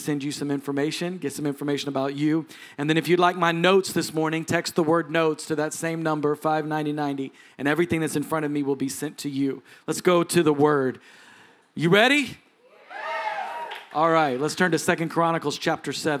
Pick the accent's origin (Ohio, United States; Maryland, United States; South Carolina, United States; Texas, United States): Texas, United States; I'm a Texan